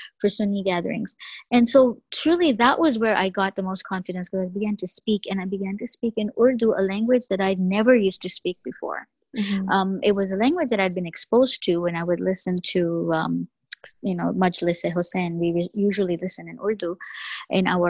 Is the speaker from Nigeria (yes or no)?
no; Canada; first language English; growing up in Canada, of course, you have to take French